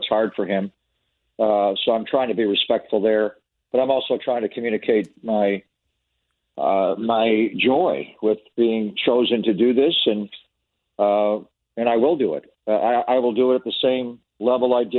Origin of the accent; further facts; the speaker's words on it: Buffalo, New York, United States; now in San Francisco Bay Area, United States; I grew up in Buffalo. I was a fan of the Buffalo Bills as a kid